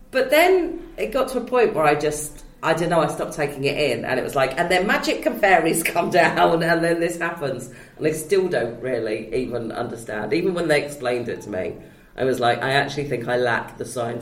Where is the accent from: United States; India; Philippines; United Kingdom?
United Kingdom; England